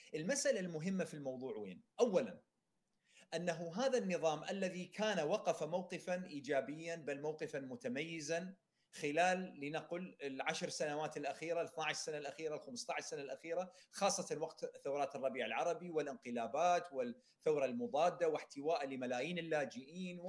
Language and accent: Arabic; Iraq; انا كعراقي